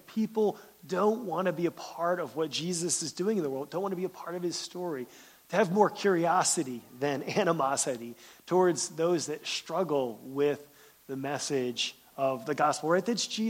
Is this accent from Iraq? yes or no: no; Pennsylvania, United States; now in Michigan, United States; I'm glad I moved from Pennsylvania. I live in Michigan now because I don't have any family around here.